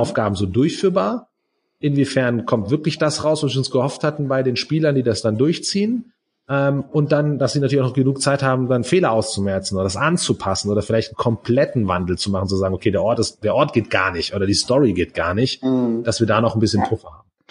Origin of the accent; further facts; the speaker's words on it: Germany; bei uns in Deutschland